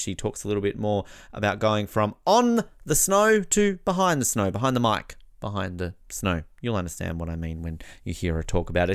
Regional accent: Australia; as an Australian

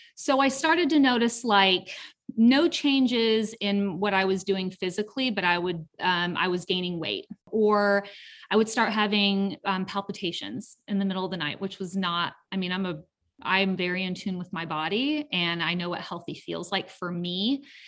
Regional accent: Southern California, United States; now in Canton, Georgia, United States; I'm originally from Southern California

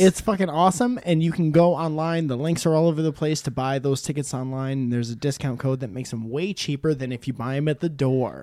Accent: Connecticut, United States; I grew up in Connecticut

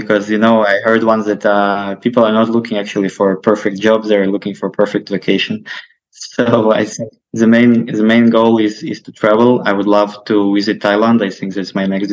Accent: Kyiv, Ukraine; moved away as an adult; now in Tel Aviv, Israel; I'm originally from Kyiv, Ukraine. Now I'm living in Tel Aviv, Israel.

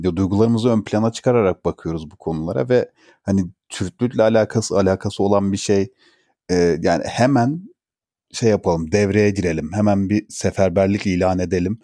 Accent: Turkey; kendim de mesela bir Türk olarak

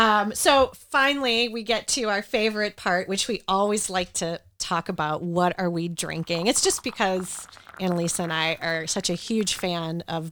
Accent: Ohio, United States; You can tell I'm from Ohio. I'm saying pop.

